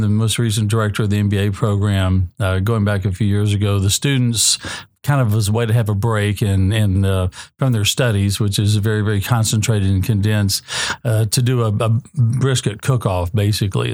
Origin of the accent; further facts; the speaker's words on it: College Station, Texas, United States; moved away; also born or lived in Sonoma County, California; I'm from College Station, Texas